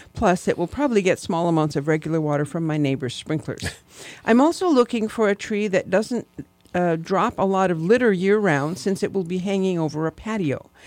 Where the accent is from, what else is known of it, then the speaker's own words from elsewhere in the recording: Michigan, United States; moved away; where I grew up back in Michigan